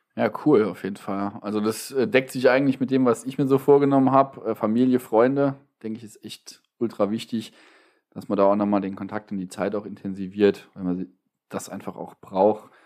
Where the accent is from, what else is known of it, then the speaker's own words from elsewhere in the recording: Wadgassen, Saarland, Germany; Ich komme aus Wattgassen.